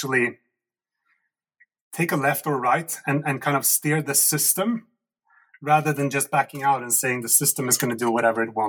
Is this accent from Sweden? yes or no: yes; Sweden; And I come from Sweden, which is a former socialist country